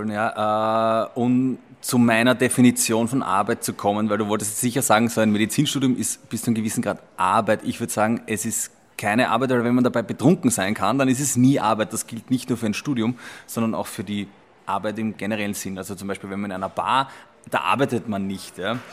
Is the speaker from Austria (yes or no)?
yes; Simmering, Vienna, Austria; Aber ich komme aus Simmering, ja, wenn man wie ich sage, 23 Bier